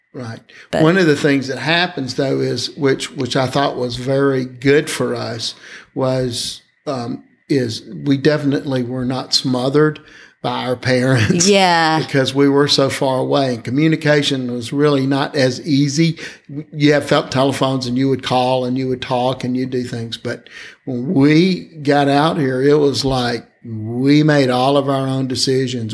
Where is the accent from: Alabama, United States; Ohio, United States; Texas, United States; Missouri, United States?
Alabama, United States; I'd only really been a member of one church when I grew up in Alabama